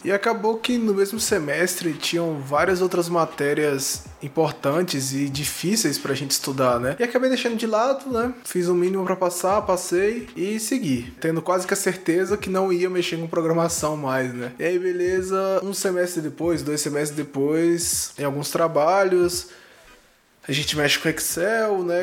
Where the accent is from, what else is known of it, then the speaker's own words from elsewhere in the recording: Brasília, Federal District, Brazil; Sou de Brasília, Distrito Federal, nascido e criado aqui no quadradinho do Cerrado